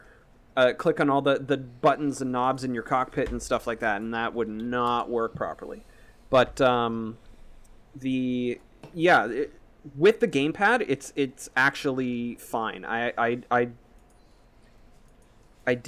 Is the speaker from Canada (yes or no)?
yes; just north of Toronto, Ontario, Canada; my hometown, just north of Toronto